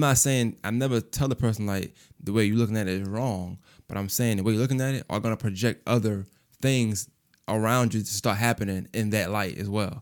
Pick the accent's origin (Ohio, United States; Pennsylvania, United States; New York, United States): New York, United States; now in Augusta, United States; I'm from Brooklyn